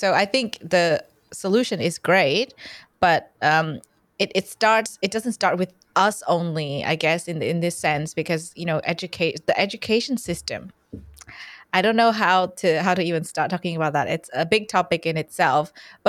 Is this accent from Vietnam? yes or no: yes; Vietnam; It might be, there might be a misconception that I'm Australian. I'm not. I'm from Vietnam. And where I was born, sex ed is this thing where kids would get together in a really big hall.